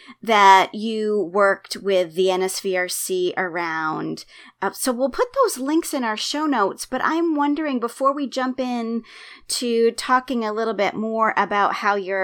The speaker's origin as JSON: {"language": "English", "region": "Maine", "country": "United States", "tie": "born or raised there", "said": "my home state of Maine"}